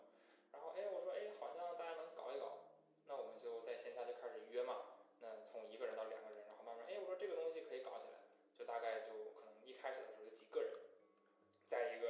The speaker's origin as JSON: {"language": "Chinese", "region": "Liaoning", "country": "China", "accent": "Northeastern Mandarin", "said": "我口音不就是这样吗？我这不就是东北话吗？"}